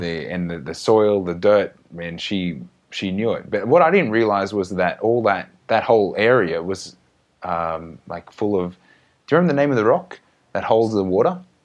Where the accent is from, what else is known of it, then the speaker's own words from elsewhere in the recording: Australia; growing up in Australia